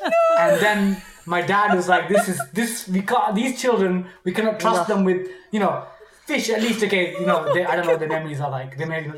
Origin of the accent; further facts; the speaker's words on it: United Kingdom; in Indian culture, we're British, but like in our parents' Indian culture, they'd come, people would visit.